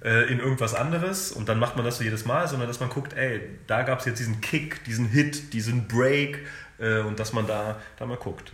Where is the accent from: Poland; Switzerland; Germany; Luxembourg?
Germany; ich bin in Deutschland groß geworden, äh, ich habe keinen Akzent